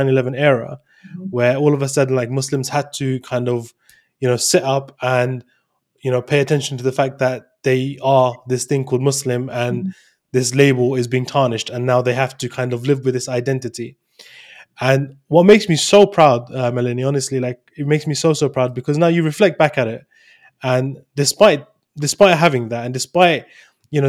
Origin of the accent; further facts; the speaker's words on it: London, United Kingdom; I'm from London